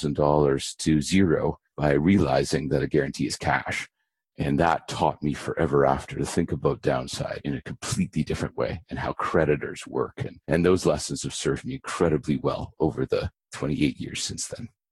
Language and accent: English; Abbotsford, British Columbia, Canada; born or raised there; also born or lived in Vancouver, British Columbia